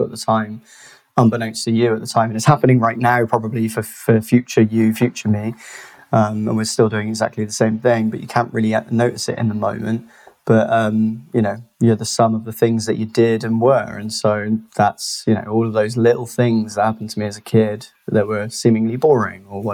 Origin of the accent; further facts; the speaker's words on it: Bristol, South West England, United Kingdom; also born or lived in South Gloucestershire; I'm from Bristol, born and raised, still live here